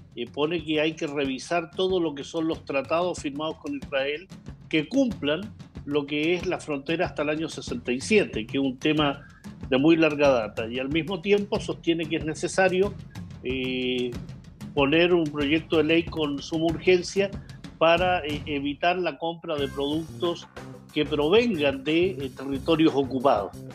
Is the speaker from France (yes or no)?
no; Chile; como chilenos